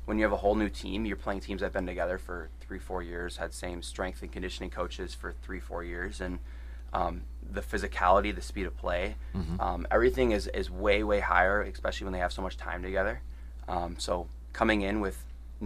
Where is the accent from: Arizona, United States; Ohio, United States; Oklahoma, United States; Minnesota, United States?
Minnesota, United States; I did play for Edina